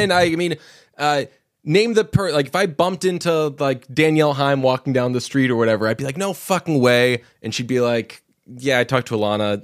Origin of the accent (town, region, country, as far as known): Belmont, Massachusetts, United States; born or raised there